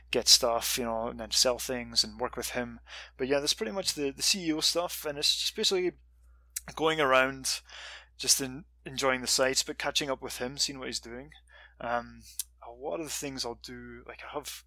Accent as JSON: {"language": "English", "region": "Scotland", "country": "United Kingdom", "also_born_or_lived": "Montreal, Canada", "moved": "as an adult", "lives_now": "California, United States", "said": "I'm from Scotland"}